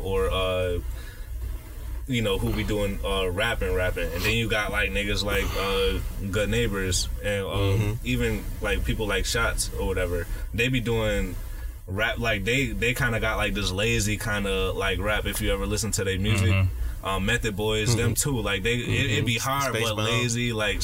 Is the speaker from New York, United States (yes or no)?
yes; Buffalo, New York, United States; I was born in Central Park